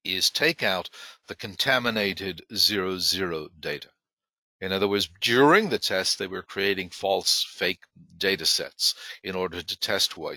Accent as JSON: {"language": "English", "country": "Ireland", "tie": "born or raised there", "moved": "yes", "said": "I was not born there, but I was raised there, and I'm an Irish citizen"}